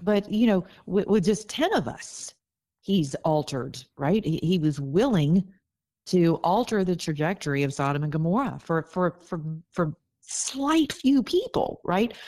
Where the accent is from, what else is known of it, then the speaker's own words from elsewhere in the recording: the South, United States; I'm from the South